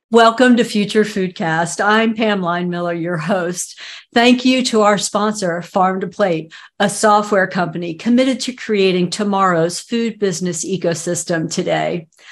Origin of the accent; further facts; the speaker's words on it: Southeast United States, United States; I'm from the Southeast United States